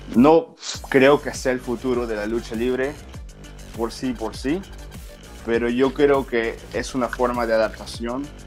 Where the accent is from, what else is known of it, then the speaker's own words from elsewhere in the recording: Peru; now in United States; soy de Perú